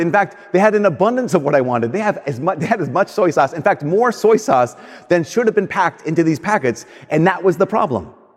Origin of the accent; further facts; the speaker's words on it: United States; I'm an American.